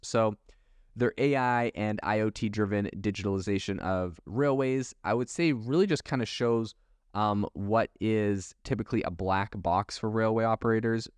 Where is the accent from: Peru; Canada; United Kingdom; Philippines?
Canada; also born or lived in Europe; now in United States; I was raised in Canada